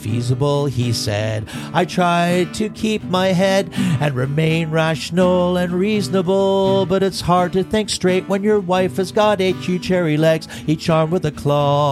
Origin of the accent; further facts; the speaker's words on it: Canada; we're from Canada